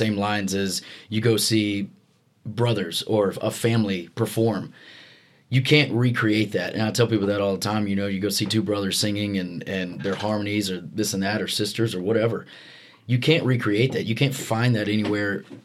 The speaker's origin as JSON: {"language": "English", "region": "Alabama", "country": "United States", "tie": "born or raised there", "said": "growing up in Alabama"}